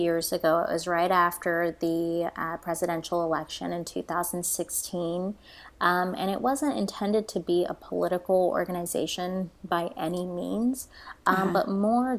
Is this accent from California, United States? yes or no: no; Florida, United States; moved away as an adult; now in Tulsa, United States; I'm originally from Florida